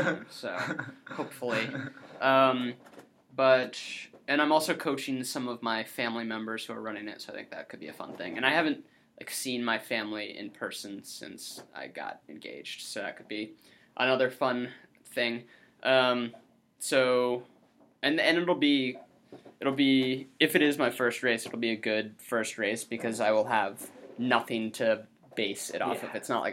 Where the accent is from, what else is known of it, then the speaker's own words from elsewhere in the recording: United States; as an American boy growing up